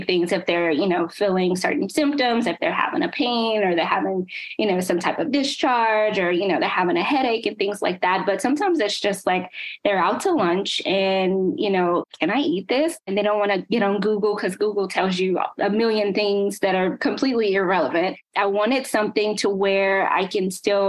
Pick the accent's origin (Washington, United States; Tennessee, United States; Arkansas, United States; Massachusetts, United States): Tennessee, United States; Nashville; moved away as an adult; now in New Jersey, United States; I'm from Nashville, so I constantly go back and forth